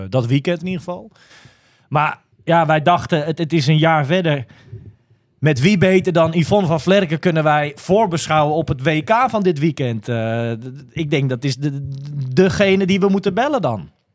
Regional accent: Almere, Flevoland, Netherlands; we komen allebei uit Almere, dus ik ken haar al heel lang

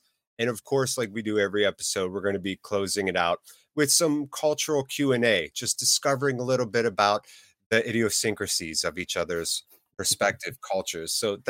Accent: United States; I, being an American fan

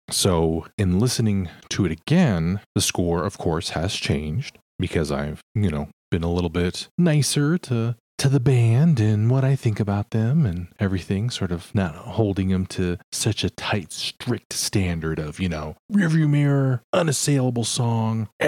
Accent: Australia; I'm from Australia and managed to hear it at an … solo show in Melbourne back in 2014.

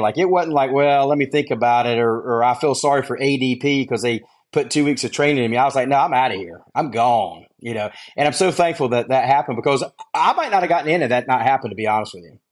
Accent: Gastonia, North Carolina, United States; I grew up in Gastonia, North Carolina, which is about 20 miles west of Charlotte, a little small town

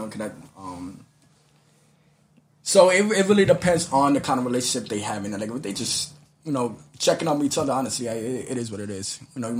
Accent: New York, United States; I'm a New Yorker.

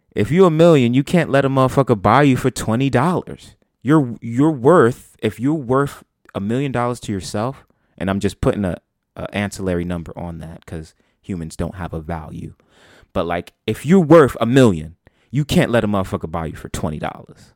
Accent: New York, United States; as a New Yorker

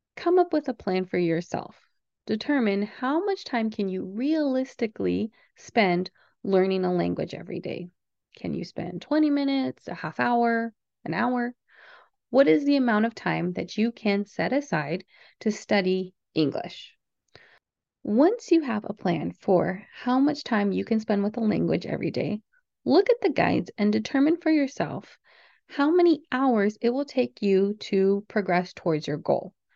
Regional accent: United States; I'm from the United States

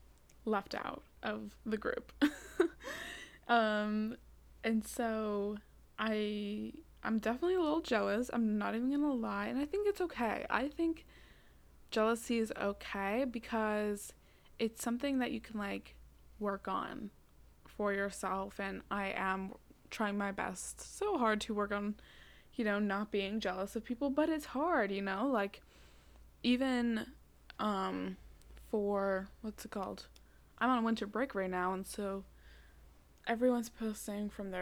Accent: Massachusetts, United States; also born or lived in Cape Cod; I live in Massachusetts and I go to high school on Cape Cod, but it wasn't in my hometown. It was across the bridge

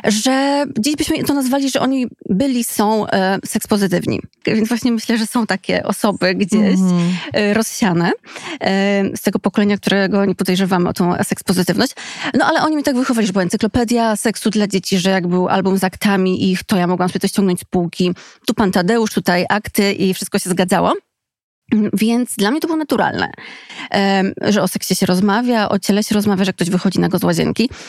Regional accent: Skarżysko-Kamienna, Świętokrzyskie Voivodeship, Poland; Skarżyska, czyli mojego rodzinnego miasta

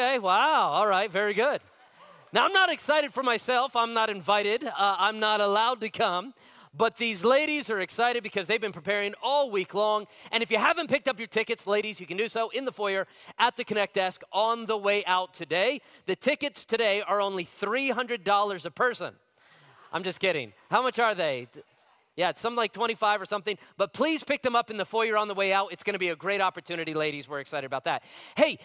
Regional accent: Las Vegas, Nevada, United States; I grew up in Las Vegas, Nevada

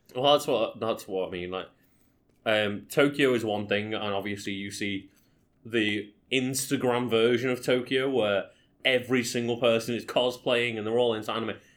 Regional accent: Liverpool, North West England, United Kingdom; where are you from? Oh, Liverpool

